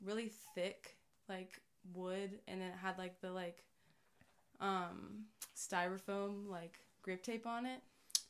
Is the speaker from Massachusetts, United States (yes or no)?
no; Huntersville, North Carolina, United States; I grew up in Huntersville, which is like just north of Charlotte.